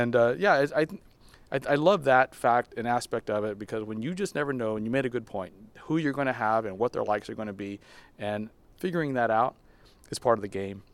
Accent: Texas, United States; now in Barcelona, Spain; I'm from Texas

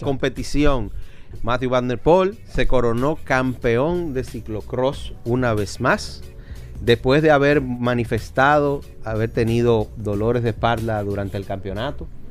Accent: Dominican Republic; nosotros los dominicanos

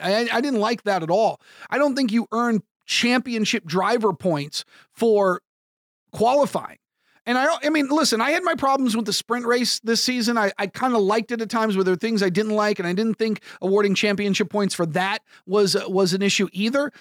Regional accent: United States; as an American broadcaster

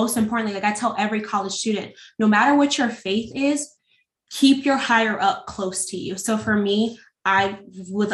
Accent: California, United States; now in Norfolk, United States; I'm not originally from Norfolk. I'm actually from California

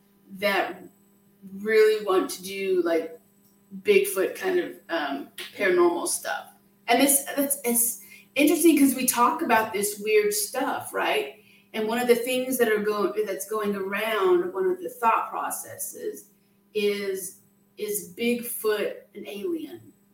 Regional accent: Wyoming, United States; when I was younger, I was raised in Wyoming in the Tetons and stuff

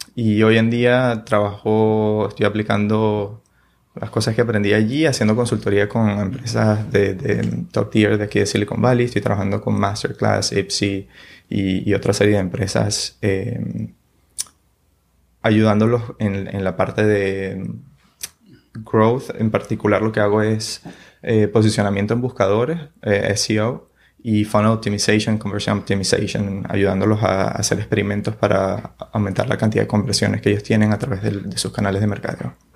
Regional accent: San Juan de los Morros, Guárico, Venezuela; now in San Francisco, United States; Yo soy de Venezuela, de San Juan de los Morros.

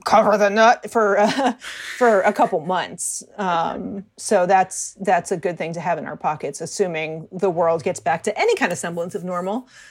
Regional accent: Hartford, Connecticut, United States; moved away as an adult; also born or lived in Baltimore / Chicago; now in New York, United States; I grew up outside of Hartford, Connecticut

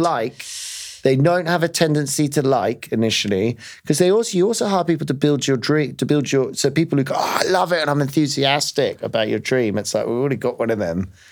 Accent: London, United Kingdom; as a Londoner

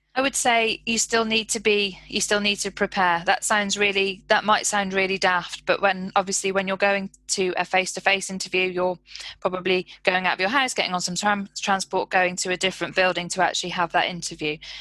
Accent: United Kingdom; we're so British

